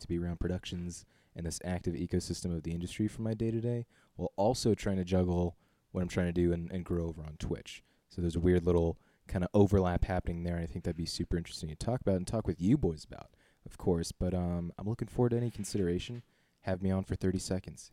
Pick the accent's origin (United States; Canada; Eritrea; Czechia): Czechia; born and raised in the Czech Republic.